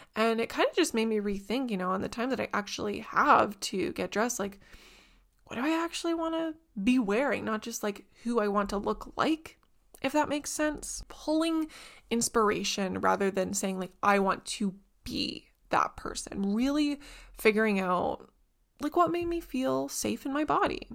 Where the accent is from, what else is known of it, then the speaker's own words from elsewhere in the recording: Southern Ontario, Canada; where I grew up and stuff in Southern Ontario